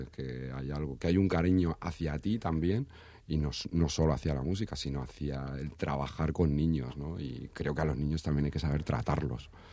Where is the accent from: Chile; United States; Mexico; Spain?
Spain; Madrid, Community of Madrid; moved away as an adult; also born or lived in Badajoz; yo soy de Madrid yo me fui a estudiar a Badajoz vivía en Badajoz